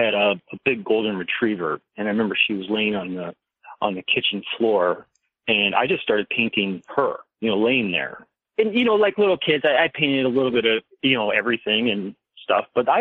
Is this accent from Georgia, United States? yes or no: no; Madison, Wisconsin, United States; I grew up on the east side of Madison, right over on the Atwood area